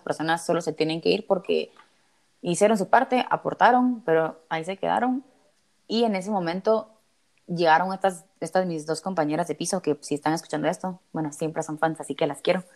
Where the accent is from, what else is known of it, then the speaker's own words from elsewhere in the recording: Guatemala; moved away as an adult; also born or lived in Spain; todas somos de Guate